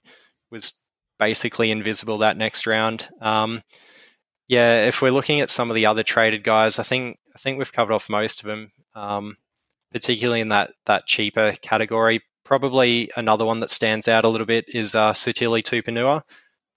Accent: Queensland, Australia; as a Queenslander

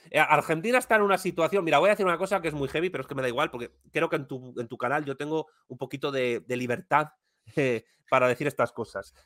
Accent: Spain; que soy español

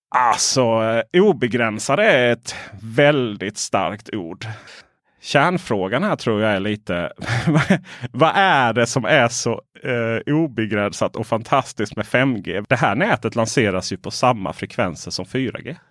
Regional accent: Ronneby, Blekinge, Sweden; moved away; där jag växte upp eh, Blekinge, Ronneby.

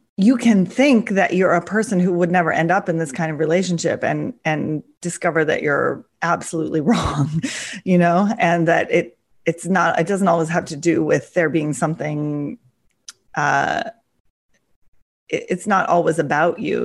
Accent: near Seattle, Washington, United States; moved away as an adult; also born or lived in Russia; I came back to Seattle because, um, it was near my hometown

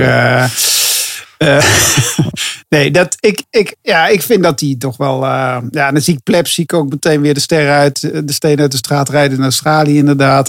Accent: Netherlands; ik kan als Nederlander

